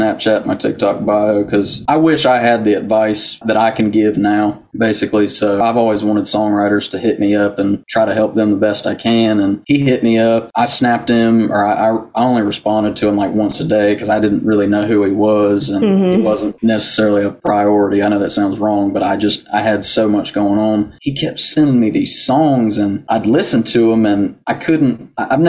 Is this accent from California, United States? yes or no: no; Brown Summit, North Carolina, United States; born or raised there; also born or lived in Yanceyville, North Carolina; now in McLeansville, United States